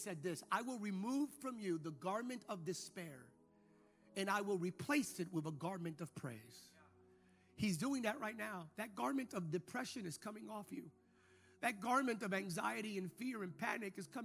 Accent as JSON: {"language": "English", "country": "United States", "said": "speaking as an American"}